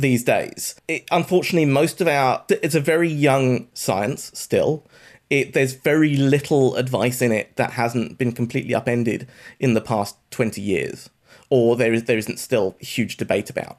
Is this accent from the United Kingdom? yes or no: yes; United Kingdom; accent: British; I went to university in the U K. This may be obvious from my accent